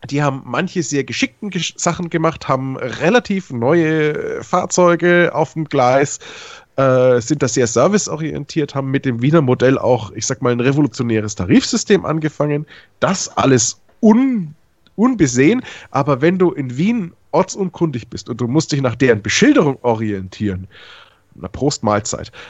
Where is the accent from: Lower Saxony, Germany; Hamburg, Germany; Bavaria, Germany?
Bavaria, Germany; Nuremberg; Ich sehe es natürlich als Nürnberger ein bisschen anders.